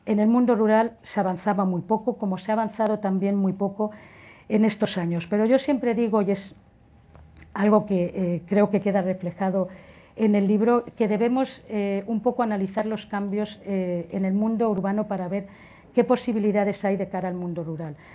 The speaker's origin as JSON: {"language": "Spanish", "region": "Valencian Community", "country": "Spain", "said": "soy valenciana"}